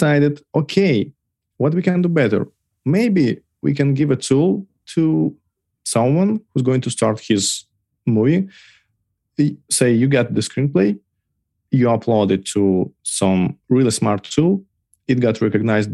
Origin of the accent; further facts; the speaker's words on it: Belarus; moved away as an adult; I originally from Belarus. Till August 2020, I was living there